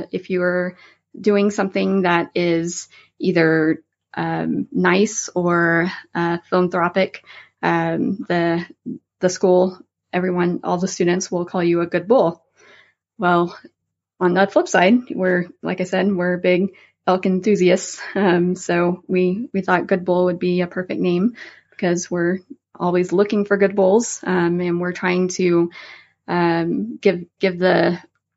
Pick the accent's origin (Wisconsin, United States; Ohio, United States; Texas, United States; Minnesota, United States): Texas, United States; moved away as an adult; now in Colorado, United States; I'm originally from Texas and didn't do much elk hunting back there. I grew up whitetail hunting